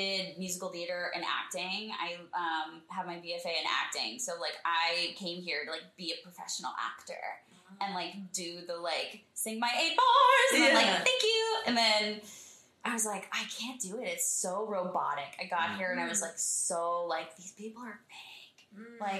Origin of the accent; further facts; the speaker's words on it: Texas, United States; moved away as an adult; also born or lived in Fredericksburg, Texas / Austin, Texas / Houston, Texas / New York; now in Los Angeles, United States; I was born in Fredericksburg, Texas, which is a little podunk German town in the Hill Country